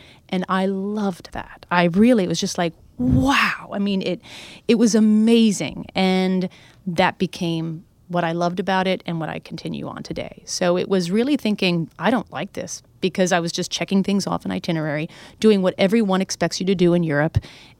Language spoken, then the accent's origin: English; New Hampshire, United States; now in New York City, United States; I grew up in New Hampshire. We went to Pennsylvania and maybe Canada.